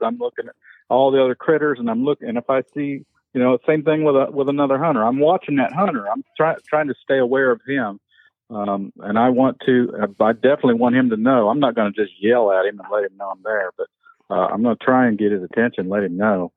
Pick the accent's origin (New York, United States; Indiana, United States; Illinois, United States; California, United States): Indiana, United States; southern hills of; I grew up in the Southern Hills, Indiana, rolling hills, hardwoods, oak hickories